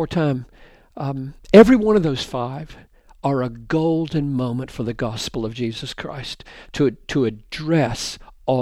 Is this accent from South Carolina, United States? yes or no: yes; South Carolina, United States; I married a woman from Georgia, for goodness sakes, and I'm from South Carolina